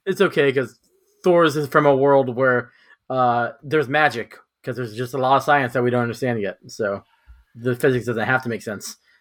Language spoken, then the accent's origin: English; California, United States; I'm from California